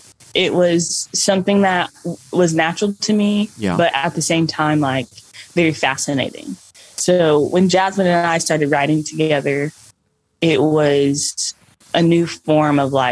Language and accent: English; Nashville, Tennessee, United States; all born and raised in Nashville.